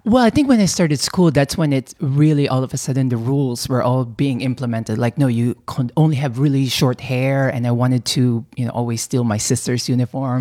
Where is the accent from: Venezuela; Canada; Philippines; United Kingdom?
Philippines; also born or lived in California; now in New York, United States; I was, you know, born and raised in the Philippines